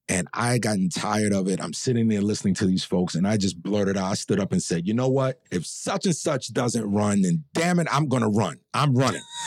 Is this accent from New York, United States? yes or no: yes; New York City, New York, United States; growing up in the building and growing up in Harlem and in that community